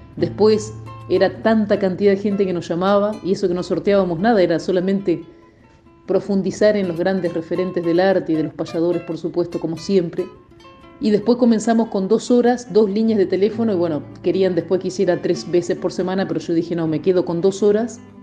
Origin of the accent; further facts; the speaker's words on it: El Perdido, Buenos Aires Province, Argentina; also born or lived in Coronel Dorrego; Yo nací en Coronel Dorrego, pero me crié en el pueblito El Perdido